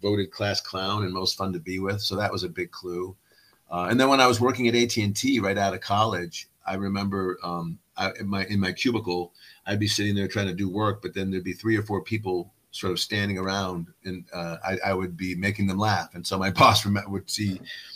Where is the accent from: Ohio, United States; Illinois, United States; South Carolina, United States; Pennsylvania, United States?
Ohio, United States; Cleveland; also born or lived in Lafayette, Indiana / Virginia; I grew up basically in a suburb on the east side of Cleveland